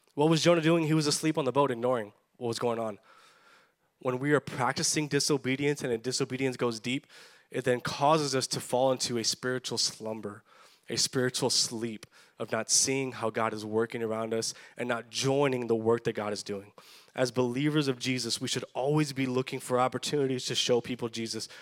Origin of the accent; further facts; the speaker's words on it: Edinburg, Texas, United States; growing up in South Texas, growing up in the Valley, I went to Edinburgh North High School